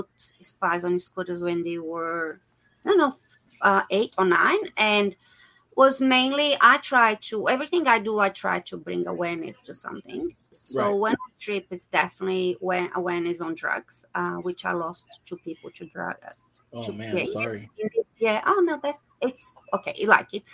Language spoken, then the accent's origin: English; Brazil; moved away as an adult; also born or lived in England / Laos; now in Australia; Originally from Brazil, but I live in Australia. I have been living in Australia for 20 years. I left my country 22 years ago.